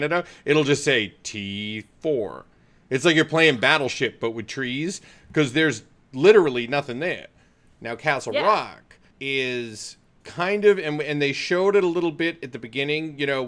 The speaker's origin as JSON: {"language": "English", "region": "Maine", "country": "United States", "said": "I'm from Maine"}